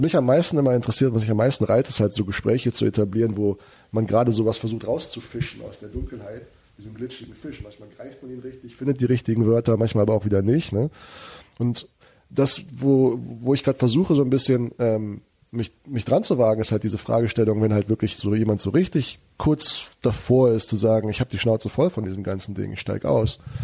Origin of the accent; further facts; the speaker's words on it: Germany; also born or lived in United States; wir als Deutsche